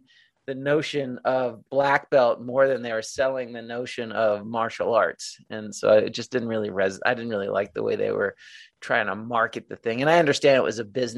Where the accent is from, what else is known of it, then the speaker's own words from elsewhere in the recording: New York City, New York, United States; I moved back to my hometown, which was Little Neck, New York